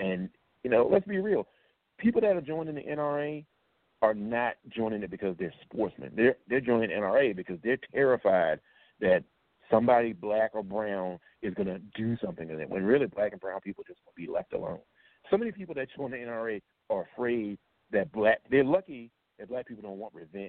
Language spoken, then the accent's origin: English; the South, United States; I used to hunt growing up. I'm from the South. I'm from a rural area.